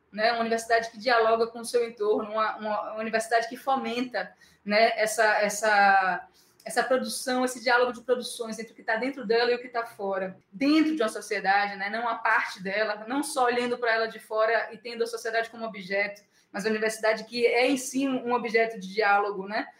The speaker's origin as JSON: {"language": "Portuguese", "region": "Bahia", "country": "Brazil", "said": "eu, como baiana 440 volts"}